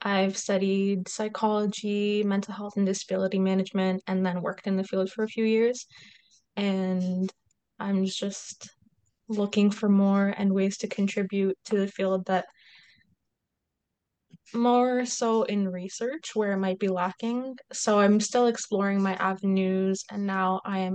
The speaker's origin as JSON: {"language": "English", "country": "Kuwait", "tie": "born or raised there", "moved": "as an adult", "said": "I grew up in Kuwait. So I'm half Egyptian, half Kuwaiti, but born and raised in Kuwait."}